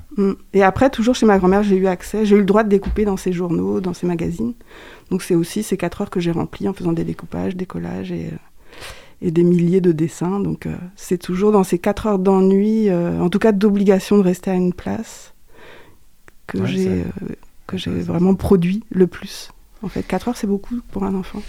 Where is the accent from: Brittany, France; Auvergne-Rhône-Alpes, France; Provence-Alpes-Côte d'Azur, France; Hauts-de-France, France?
Brittany, France; Landivisiau; moved away as an adult; also born or lived in Angers; originaire du Finistère. Je suis né à L'Andiviso. c'est une ville pas très loin de Morlaix, entre Morlaix et Brest. Donc, je suis une Bretonne